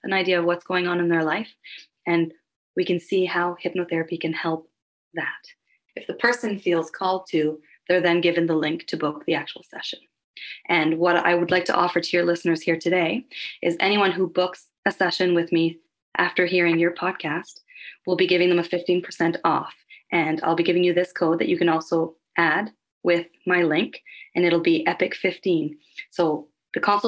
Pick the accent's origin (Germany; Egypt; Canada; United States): Canada; Halifax, Nova Scotia; now in Calgary, Canada; I'm originally from Halifax, Nova Scotia, so that's where I was born and raised.